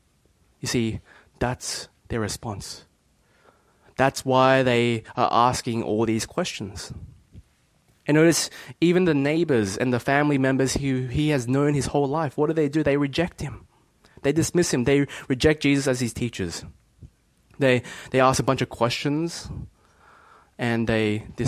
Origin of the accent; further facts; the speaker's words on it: Bankstown, New South Wales, Australia; I grew up in Bankstown